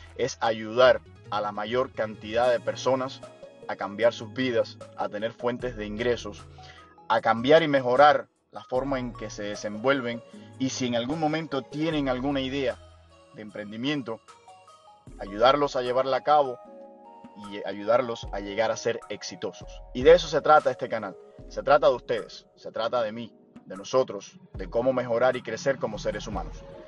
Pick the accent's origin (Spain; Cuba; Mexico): Cuba; now in Miami, United States; soy cubano, radico acá en Miami